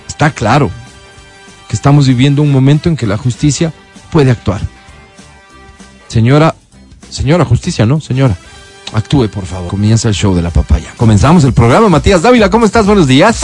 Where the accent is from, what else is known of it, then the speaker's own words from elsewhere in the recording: Ecuador; como ecuatorianos